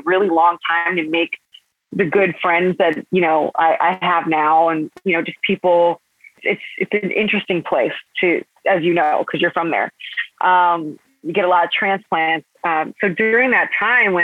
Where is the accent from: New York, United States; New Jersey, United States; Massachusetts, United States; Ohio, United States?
Ohio, United States; Parma; I grew up in Parma, Ohio